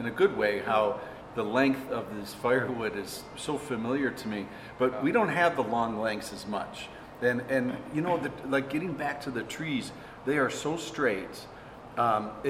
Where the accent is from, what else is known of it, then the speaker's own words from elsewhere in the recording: Minnesota, United States; my home state, Minnesota